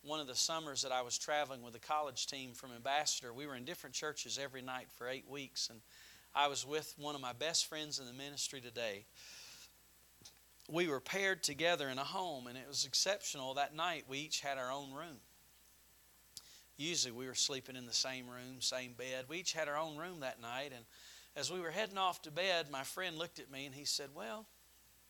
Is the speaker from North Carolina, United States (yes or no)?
yes; North Carolina, United States; I was a foreigner, even though I was from North Carolina